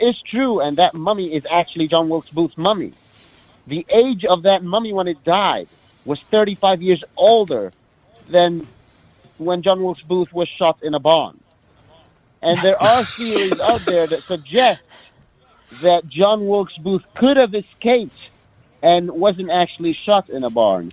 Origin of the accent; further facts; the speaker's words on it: Cairo, Cairo Governorate, Egypt; I grew up in Cairo, Egypt.